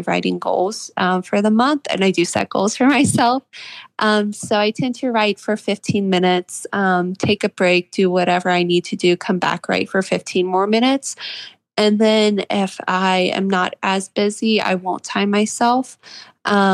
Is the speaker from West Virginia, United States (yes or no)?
yes; Charleston, West Virginia, United States; that story is based off of a place in my hometown. I'm from Charleston, West Virginia.